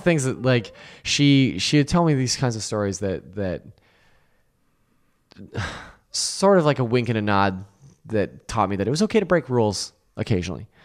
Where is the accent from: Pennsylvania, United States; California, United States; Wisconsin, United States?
California, United States; Lodi; I grew up in Lodi, which is below, uh, Sacramento